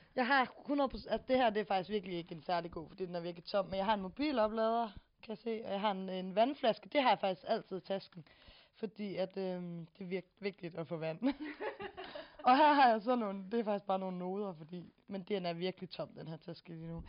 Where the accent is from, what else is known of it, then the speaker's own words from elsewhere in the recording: Silkeborg, Central Denmark Region, Denmark; moved away; jeg er fra lidt uden for Silkeborg, i noget, ja. der hedder Katrinedal